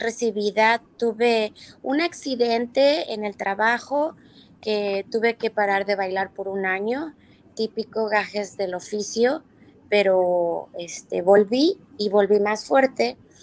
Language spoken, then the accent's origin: Spanish; Mexico; moved away as an adult; also born or lived in New York, United States / Lisbon, Portugal; now in United States; yo a los 18 años me fui de México